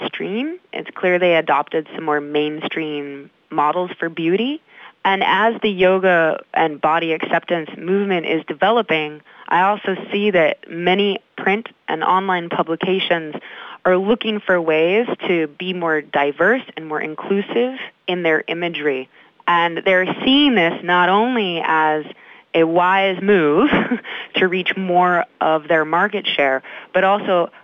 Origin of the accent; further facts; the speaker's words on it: Midwest, United States; I grew up in the Midwest